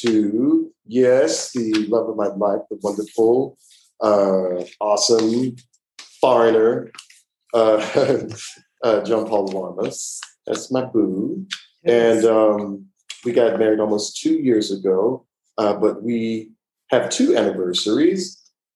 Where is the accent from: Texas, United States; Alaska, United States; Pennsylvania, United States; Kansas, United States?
Texas, United States; Houston; moved away as an adult; also born or lived in Atlanta, Georgia / Montgomery, Alabama / New York; I'm from Houston, Texas. Born and raised there